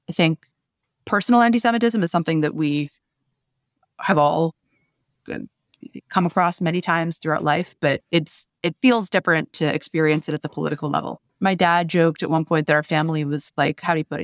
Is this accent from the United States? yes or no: yes; United States; as an American Jew